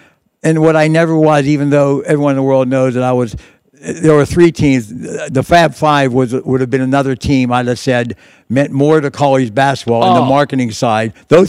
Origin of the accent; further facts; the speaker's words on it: Pittsburgh, Pennsylvania, United States; I was Italian. I was from Pittsburgh.